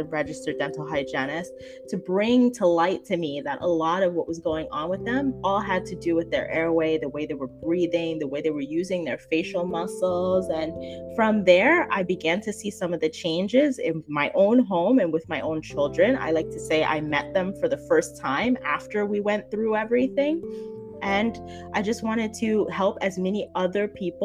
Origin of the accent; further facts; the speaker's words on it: New Jersey, United States; I am from Jersey. I'm a Jersey girl all the way